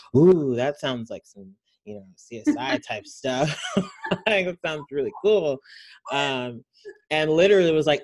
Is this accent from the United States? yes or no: yes; Houston, Texas, United States; also born or lived in Nigeria; I'm from Houston, Texas